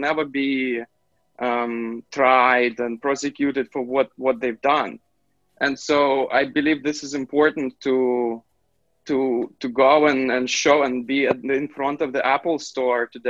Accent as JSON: {"language": "English", "country": "Belarus", "tie": "born or raised there", "said": "my hometown"}